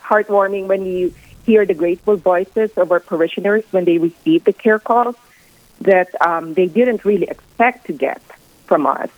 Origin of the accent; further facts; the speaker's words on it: Philippines; moved away as an adult; now in Rapid City, United States; I'm originally from the Philippines, and my husband and I have lived in Rapid City for the past 26 years.